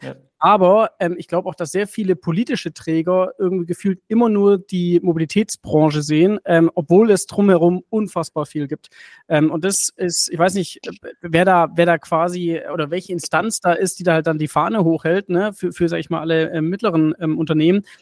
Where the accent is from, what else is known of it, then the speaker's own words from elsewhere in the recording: Stuttgart, Baden-Württemberg, Germany; ich bin ja Stuttgarter und, und ja. ich war fürs Studium weg